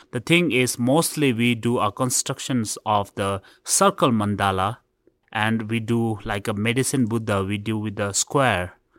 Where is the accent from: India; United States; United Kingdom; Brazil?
India; I was born in India. My father came from Tibet, and my mother was born in, uh, exile.